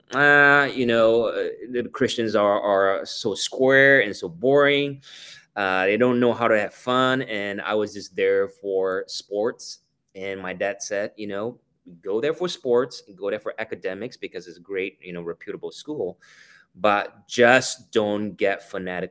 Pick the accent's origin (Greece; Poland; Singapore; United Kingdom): Singapore; moved away; I was born and raised in Singapore